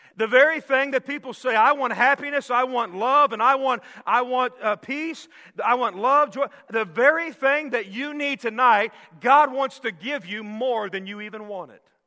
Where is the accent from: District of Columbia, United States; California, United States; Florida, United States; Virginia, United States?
Florida, United States; Miami; I grew up in Miami going fishing down on the Keys